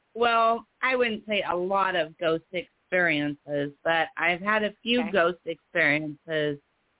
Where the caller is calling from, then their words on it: Oregon, United States; Hi, this is